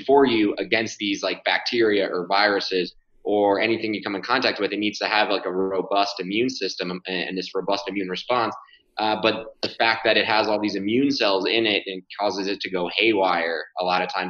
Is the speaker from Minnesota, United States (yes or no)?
no; Florida, United States; I grew up in Florida playing tennis